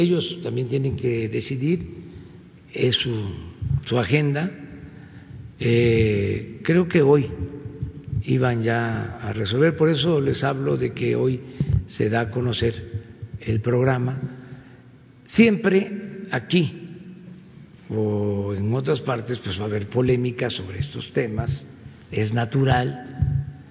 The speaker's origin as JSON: {"language": "Spanish", "town": "Tepetitán", "region": "Tabasco", "country": "Mexico", "moved": "yes", "lives_now": "Mexico City, Mexico", "said": "yo soy de Tepetitán"}